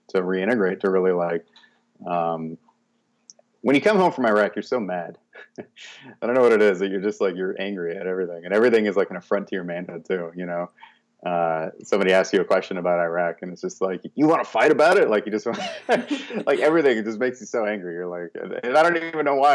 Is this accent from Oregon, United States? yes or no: yes; Corvallis, Oregon, United States; also born or lived in Portland, Oregon; I was born in Corvallis, Oregon.